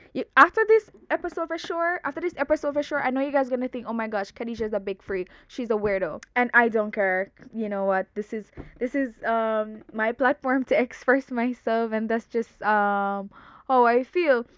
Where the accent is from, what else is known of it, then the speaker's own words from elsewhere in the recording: Jamaica; I'm super Jamaican. I'm super Jamaican